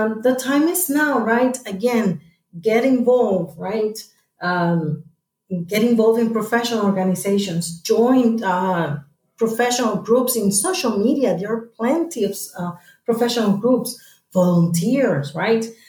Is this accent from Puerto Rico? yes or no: yes; Puerto Rico; back in Puerto Rico, my hometown